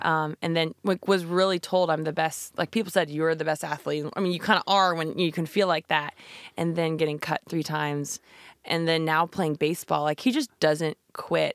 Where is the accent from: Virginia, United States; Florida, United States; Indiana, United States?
Virginia, United States; Shenandoah Valley; born or raised there; also born or lived in California / New Jersey